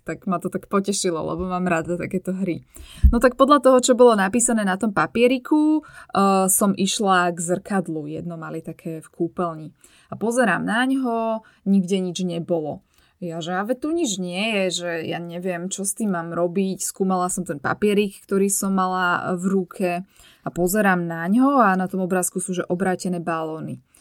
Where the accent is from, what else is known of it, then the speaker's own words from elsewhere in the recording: Bratislava, Bratislava Region, Slovakia; z Bratislavy, odkiaľ pochádzam ja